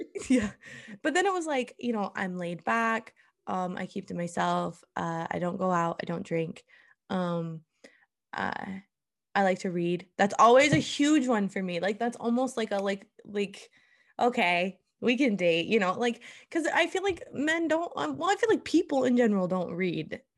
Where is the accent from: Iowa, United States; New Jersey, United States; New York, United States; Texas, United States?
Iowa, United States; moved away as an adult; now in Oklahoma, United States; I went to a high school called Interstate thirty-five. It is a joke in Iowa